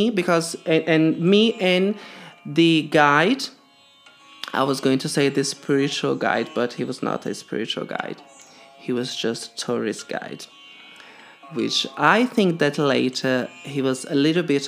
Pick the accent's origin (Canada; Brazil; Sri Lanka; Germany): Brazil; moved away; I'm from Brazil and I live here for a very long time